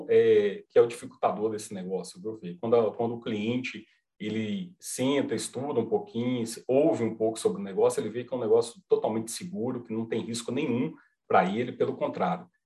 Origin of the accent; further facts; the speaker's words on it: Minas Gerais, Brazil; Sim, sou mineiro, sou mineiro, uai.